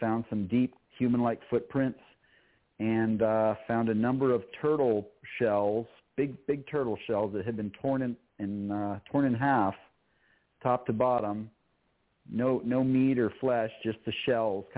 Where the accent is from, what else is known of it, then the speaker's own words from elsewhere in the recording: Minnesota, United States; my parents were Canadian and I grew up in Minnesota